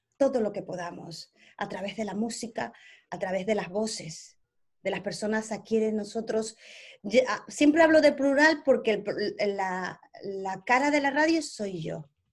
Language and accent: Spanish; Ecuador; first language Spanish; also born or lived in Spain; now in England, United Kingdom; vengo de Ecuador, que hablamos el mismo idioma, a España